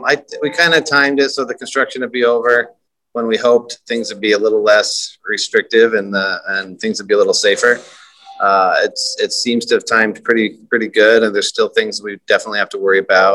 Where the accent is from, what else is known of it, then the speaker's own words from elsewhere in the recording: Idaho, United States; moved away as an adult; now in Baton Rouge, United States; I'm from Idaho, long ways away